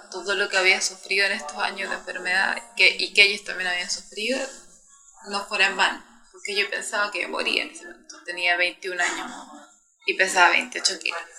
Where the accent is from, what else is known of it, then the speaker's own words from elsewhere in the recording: Santiago, Santiago Metropolitan Region, Chile; Yo vengo de Santiago de Chile. Es el último país del mundo y mi ciudad está en el centro de Chile. Es una ciudad muy bonita, Chile entero es lindo. una ciudad moderna